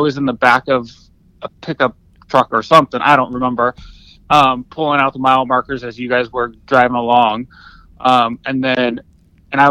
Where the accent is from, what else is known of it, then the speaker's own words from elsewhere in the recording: California, United States; moved away as an adult; also born or lived in Washington, D.C.; I grew up in California